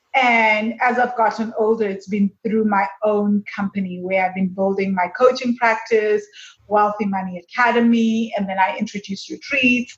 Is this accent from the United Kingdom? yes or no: no; South Africa; moved away; I'm from South Africa.